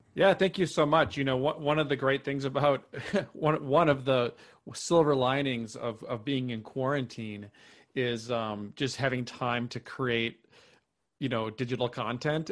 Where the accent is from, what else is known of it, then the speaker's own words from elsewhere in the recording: Minnesota, United States; moved away as an adult; also born or lived in New York City / Topanga, California; now in Austin, United States; I grew up in Minnesota, uh, lived there for, you know, grew, grew up there, um, moved to New York City, uh, in twenty twelve